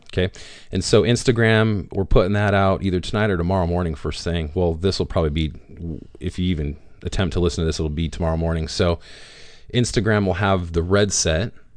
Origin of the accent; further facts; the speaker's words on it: Rogue Valley, Oregon, United States; we're from the Rogue Valley